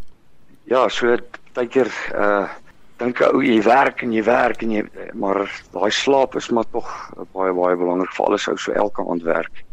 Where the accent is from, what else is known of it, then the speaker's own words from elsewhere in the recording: West Rand, Gauteng, South Africa; also born or lived in Potchefstroom; Ek is gebore in Vogwel, ehm um, in die Wesrand, uh in in uh 1974